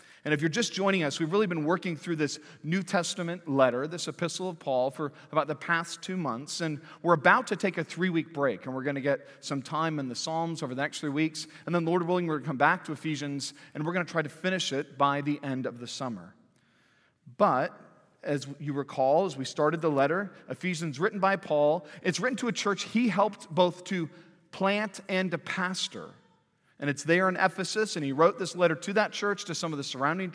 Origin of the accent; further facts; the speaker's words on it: Santa Cruz, California, United States; now in Fayetteville, United States; growing up in Santa Cruz, California